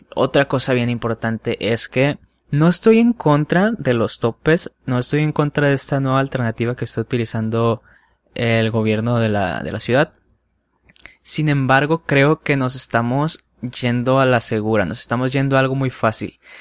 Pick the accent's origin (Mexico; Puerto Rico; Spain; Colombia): Mexico; Culiacán, Sinaloa; soy de Culiacán, Sinaloa.